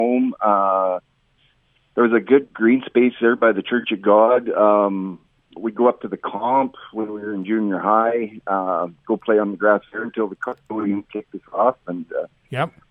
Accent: Estevan, Saskatchewan, Canada; I've been born and raised in Estevan my whole life.

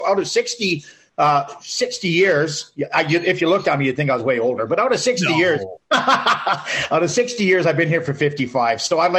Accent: Morinville, Alberta, Canada; moved away; Yeah, so actually, I was born here, lived here till I was five.

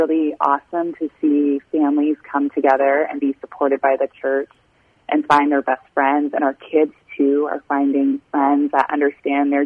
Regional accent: Canada; moved away as an adult; also born or lived in Illinois; I was born and raised in Canada on a dairy farm

